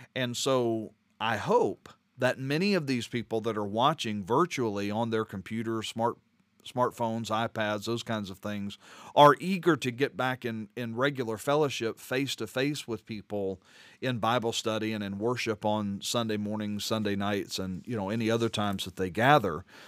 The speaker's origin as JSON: {"language": "English", "region": "Louisiana", "country": "United States", "moved": "yes", "said": "I'm from Louisiana"}